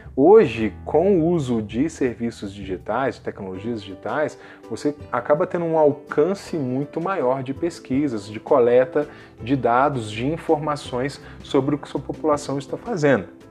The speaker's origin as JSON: {"language": "Portuguese", "town": "Juiz de Fora", "region": "Minas Gerais", "country": "Brazil", "tie": "born or raised there", "said": "da minha cidade natal, que é Juiz de Fora, né, no interior de Minas Gerais"}